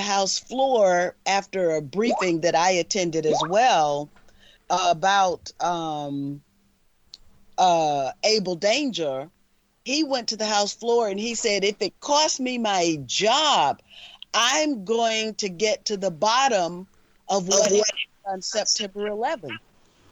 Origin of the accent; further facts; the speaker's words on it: the South, United States; being a child of the South